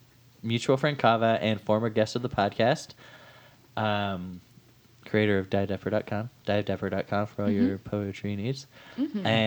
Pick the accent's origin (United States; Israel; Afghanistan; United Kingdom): United Kingdom; England; born there; England. My sister and I both.